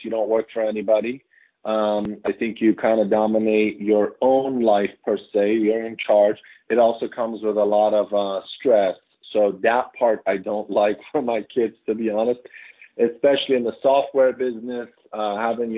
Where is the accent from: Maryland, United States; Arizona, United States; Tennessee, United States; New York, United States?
Maryland, United States; suburbs of; also born or lived in Iran; now in Washington, D.C., United States; I came to America when I was 7, and I grew up in the suburbs of Maryland